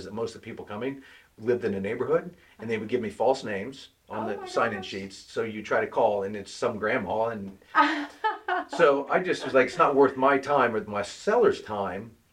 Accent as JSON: {"language": "English", "town": "Tulsa", "region": "Oklahoma", "country": "United States", "tie": "born or raised there", "also_born_or_lived": "California", "moved": "as an adult", "said": "I was born and raised in Tulsa."}